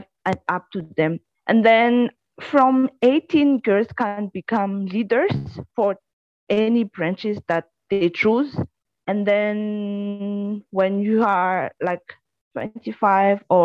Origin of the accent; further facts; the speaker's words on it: Madagascar; I am from Madagascar.